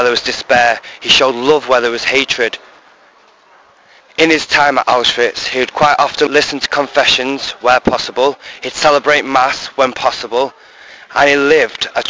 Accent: Diocese of Salford, North West England, United Kingdom; moved away as an adult; now in Valladolid, Spain; I'm from the Diocese of Salford, a seminary in training in Valladolid in Spain.

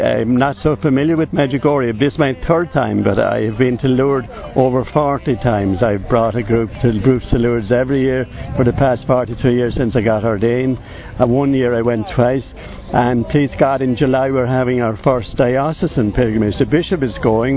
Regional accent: County Kildare, Ireland; I'm from Kildove in Kildare in Ireland

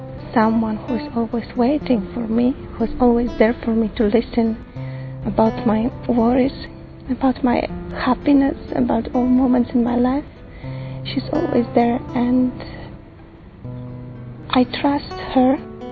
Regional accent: Poland; I come from Poland. I'm 25.

